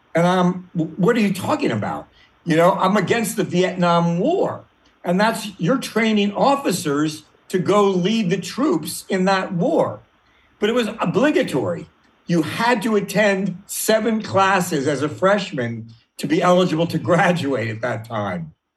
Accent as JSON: {"language": "English", "town": "Washington", "region": "District of Columbia", "country": "United States", "tie": "born or raised there", "said": "I grew up in Washington, D.C. Uh, in the 50s"}